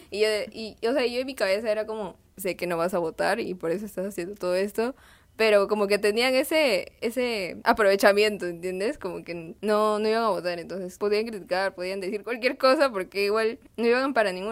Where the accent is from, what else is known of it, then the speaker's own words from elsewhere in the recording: Huánuco, Peru; now in Lima, Peru; yo también he vivido en Huánuco, em, en otra ciudad del, Perú